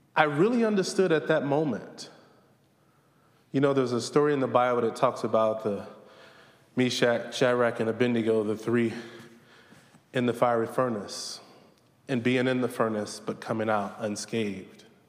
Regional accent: Southern Virginia, United States; Growing up in Southern Virginia

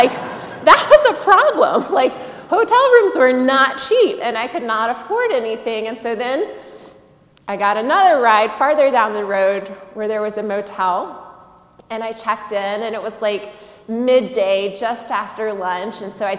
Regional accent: the South, United States; Sure, I'm from the South. We have mosquitoes.

